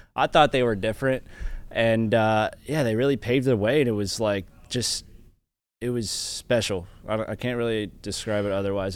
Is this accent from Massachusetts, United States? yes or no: no; Florence, Kentucky, United States; I grew up in a, a town, like, Florence, Kentucky. It's about twenty miles south of Cincinnati, Ohio